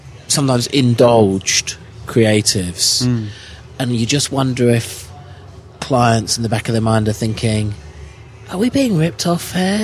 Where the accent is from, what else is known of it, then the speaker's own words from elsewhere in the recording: Oakley, South East England, United Kingdom; Grew up in the UK, in a little village called Oakley